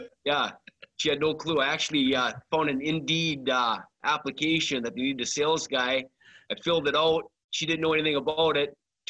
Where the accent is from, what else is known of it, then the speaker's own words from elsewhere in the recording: Sault Ste. Marie, Michigan, United States; moved away as an adult; also born or lived in Saskatchewan / Montana; born and raised in Sault Ste. Marie, Michigan. And I spent my first 18 years here and then left after graduation, played hockey in the Saskatchewan Junior Hockey League. And I just got back to town about 2.5 years ago